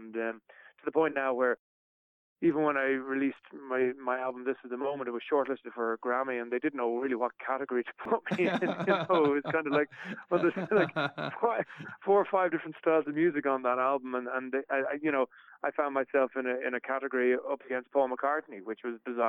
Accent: Ireland; accent: Irish; also born or lived in New York, United States; I would have been quite conscious, especially when I was living in America, not to lose my Irishness, you know, not my Irish accent in particular

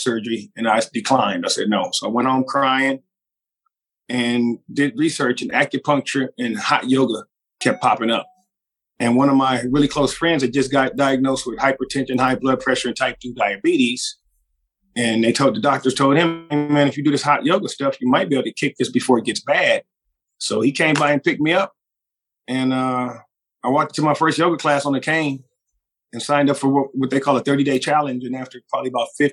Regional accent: Los Angeles, California, United States; moved away as an adult; also born or lived in Orange County, California / Chico, California; now in Las Vegas, United States; I was born in California, South Central Los Angeles, moved to Orange County in junior high school, and basically went to junior high school in Orange County

